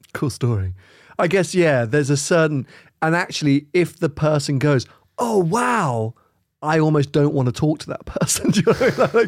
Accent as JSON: {"language": "English", "country": "United Kingdom", "said": "we're too British"}